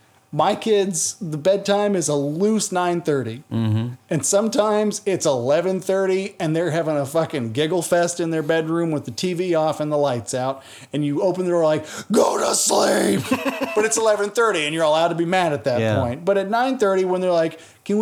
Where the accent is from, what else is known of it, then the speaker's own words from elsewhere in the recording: Manhattan Beach, California, United States; I'm a Manhattan Beach local.